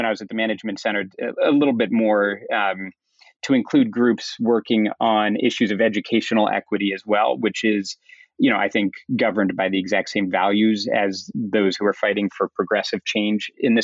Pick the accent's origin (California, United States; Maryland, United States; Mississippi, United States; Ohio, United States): Maryland, United States; Kensington; I grew up in the Maryland suburbs just outside of D.C., so a small, predominantly middle-class town called Kensington